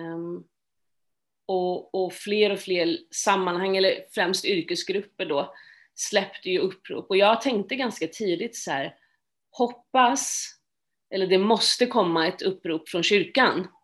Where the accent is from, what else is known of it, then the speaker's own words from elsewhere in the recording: Stockholm, Stockholm County, Sweden; Jag är född och uppvuxen i Stockholm